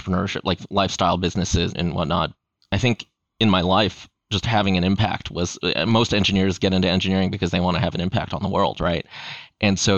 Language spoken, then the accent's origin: English; Los Angeles, California, United States; born and raised in Los Angeles, my parents, when they moved to the United States in 1979, they opened a fish and chips restaurant